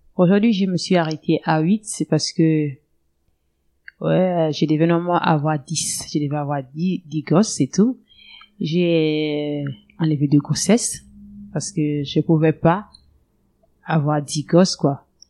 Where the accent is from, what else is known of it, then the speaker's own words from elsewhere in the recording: Lastoursville, Ogooué-Lolo, Gabon; moved away as an adult; now in Moanda, Gabon; ma ville natale, elle est de Lastoville